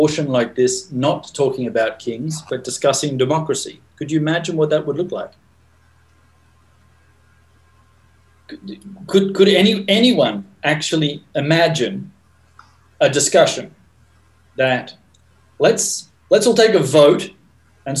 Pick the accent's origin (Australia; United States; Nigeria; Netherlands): Australia; moved away; I grew up in Australia in the monarchy.